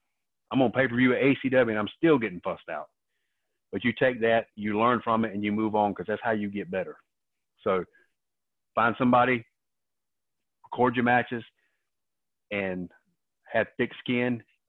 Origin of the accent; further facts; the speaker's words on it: Raleigh, North Carolina, United States; I grew up on the east side of Raleigh.